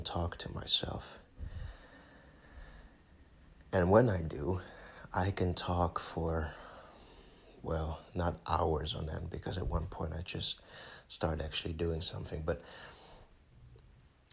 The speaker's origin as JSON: {"language": "English", "country": "Netherlands", "first_language": "Dutch", "second_language": "English", "said": "my home country"}